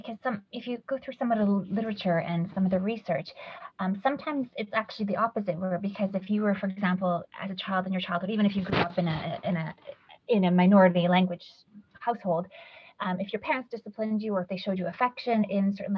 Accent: Canada; moved away as an adult; also born or lived in Poland / Sweden; now in London, United Kingdom; I grew up in Canada, English is my dominant language as well

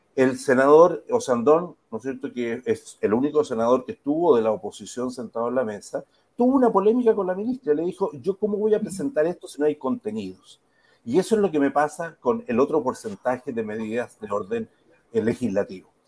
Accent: Chile

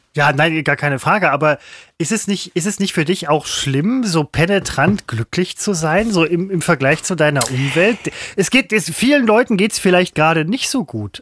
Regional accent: Essen, North Rhine-Westphalia, Germany; now in Mettmann district, Germany; ich bin zugezogen, das gebe ich zu, ich bin ja eigentlich Essener, aber als Mensch, der im Kreis ME lebt

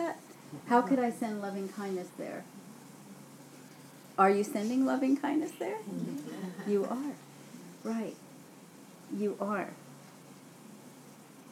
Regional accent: New York City, New York, United States; I grew up in Brooklyn and on those streets

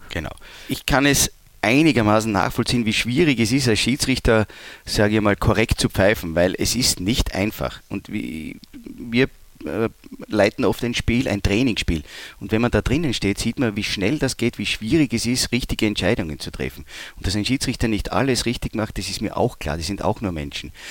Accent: Leoben, Styria, Austria; also born or lived in Graz; now in Düsseldorf, Germany; ich komme ja aus Leoben, das liegt ja nahe den Bergen

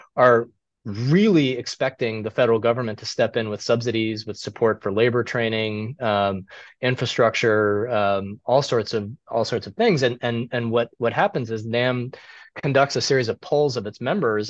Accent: Cleveland, Ohio, United States; I I grew up in Cleveland

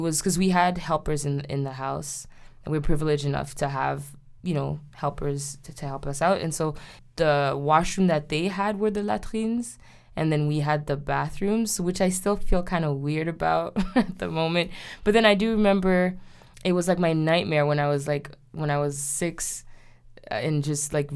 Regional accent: Haiti; moved away; I was growing up in Haiti

